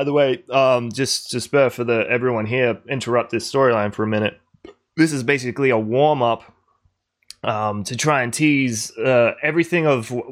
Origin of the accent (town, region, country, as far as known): Adelaide, South Australia, Australia